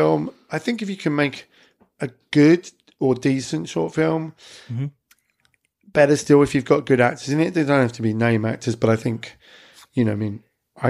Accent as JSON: {"language": "English", "town": "Clacton-on-Sea", "region": "East of England", "country": "United Kingdom", "tie": "born or raised there", "said": "my hometown, which is Clacton-on-Sea"}